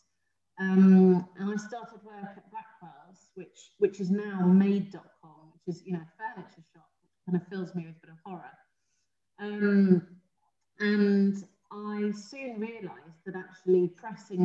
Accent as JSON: {"language": "English", "region": "London", "country": "United Kingdom", "tie": "born or raised there", "said": "I grew up in South London"}